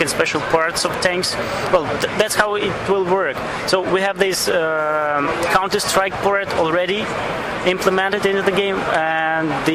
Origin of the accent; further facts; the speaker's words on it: Belarus; we are from Belarus